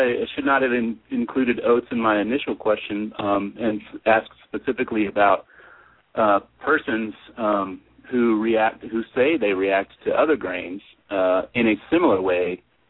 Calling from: San Diego, California, United States; Good evening, Dr. Tom and Dr. Lowe. … I'm in San Diego.

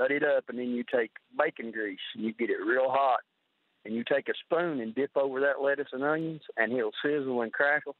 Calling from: Kentucky, United States; Pike County.

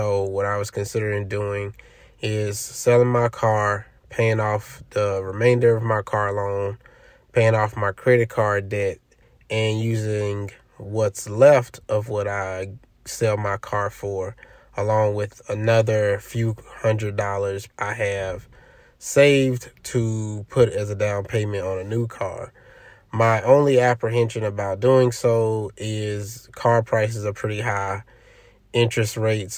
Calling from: Los Angeles, California, United States; Hello, Matt and Joel. … I'm calling from Los Angeles, California.

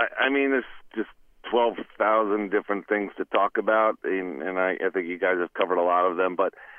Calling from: Cranford, New Jersey, United States; from Cranford

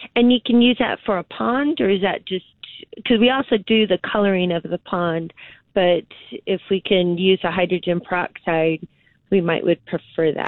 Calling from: Concan, Texas, United States; I'm calling from Concan

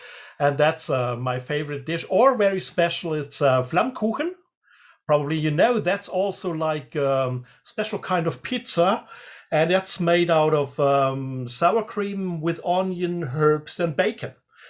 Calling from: Freiburg, Baden-Württemberg, Germany; I'm calling from Germany, and especially the south of Germany, which is Freiburg, and that's close to the border of Switzerland and also close to the border of France. So we call it Dreiländereck. So three countries are around the area where I live.

